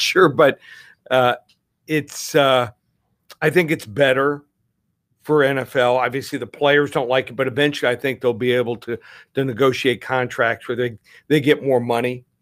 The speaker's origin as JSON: {"language": "English", "region": "Texas", "country": "United States", "tie": "born or raised there", "moved": "yes", "said": "I was born in Texas, went to school there"}